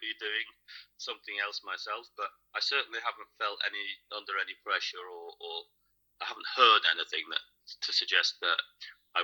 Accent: United Kingdom; now in Linköping, Sweden; I'm originally from Britain

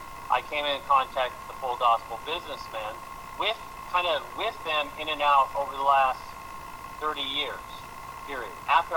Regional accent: Arizona, United States; I'm a third generation Arizonan. And growing up in Arizona, we had a lot of Mormon influence and Catholic influence. But I was kidnapped by the Baptists when I was 7 years old.

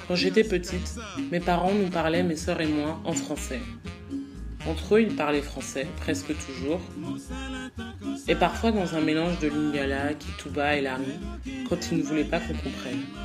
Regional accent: France; first language French; j'ai grandi en France, mais toute ma famille est originaire du Congo-Brazzaville

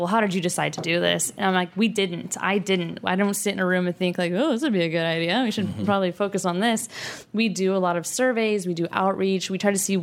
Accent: Oregon coast, United States; also born or lived in Paris; I'm from the Oregon coast myself. So I'm very passionate. It's like my favorite place on earth because that's where my family is from. So being able to use a lot of the work I've done internationally and then really supporting the communities where I grew up

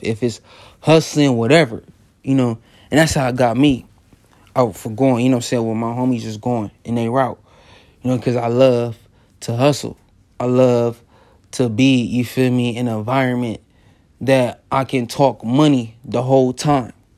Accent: Los Angeles, California, United States; growing up in South Central and the whole L A theme is gangbanging

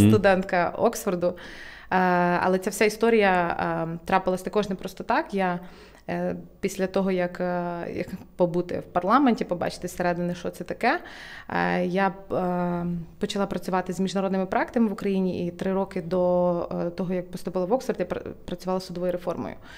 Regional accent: Ukraine; also born or lived in United Kingdom; як українка, я е, працюю зараз над тим, аби Україна ставала тією країною

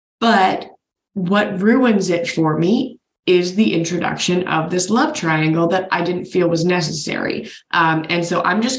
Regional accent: Virginia, United States; It's …, okay. We're from Virginia.

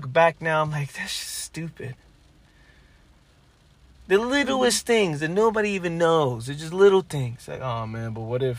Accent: New York, United States; me growing up in New York

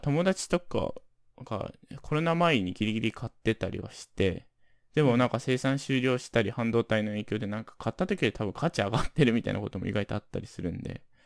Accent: Hokkaido, Japan; now in Tokyo, Japan; 僕ら住んでる、住んでた地元

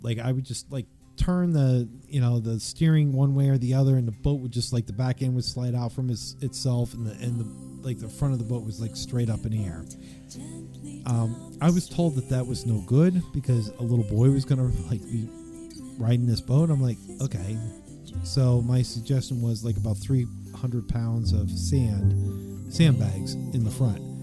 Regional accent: East Coast, United States; I'm from the East Coast.

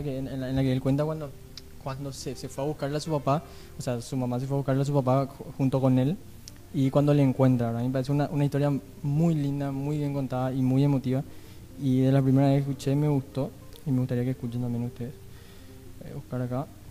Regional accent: Paraguay; como paraguayos

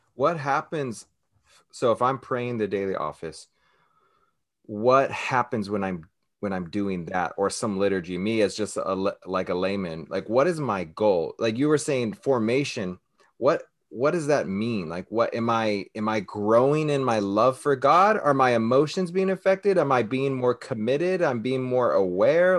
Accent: Southern California, United States; now in Hawaii, United States; I grew up in Southern California

